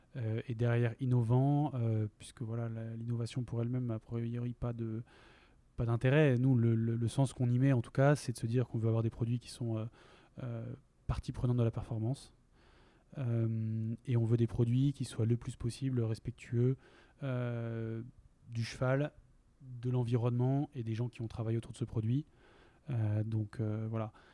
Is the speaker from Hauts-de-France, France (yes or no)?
yes; Lille, Hauts-de-France, France; moved away as an adult; also born or lived in Compiègne; now in Basque Country, France; je viens de Lille